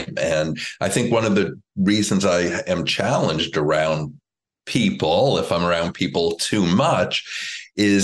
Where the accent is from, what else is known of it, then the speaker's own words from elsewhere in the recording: Woodmere, New York, United States; I grew up in Woodmere, New York, which is on Long Island